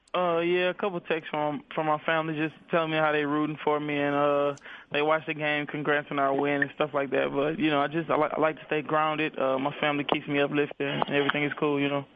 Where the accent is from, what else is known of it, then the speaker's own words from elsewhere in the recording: Baton Rouge, Louisiana, United States; I was born in Baton Rouge, Louisiana